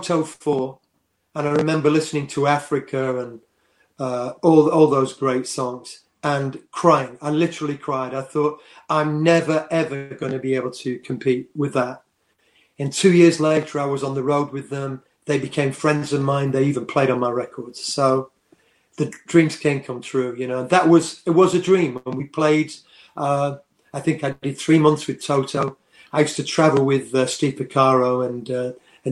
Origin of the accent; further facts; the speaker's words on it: Worksop, East Midlands, United Kingdom; I'm from Worksop, a mining town. I left school at 15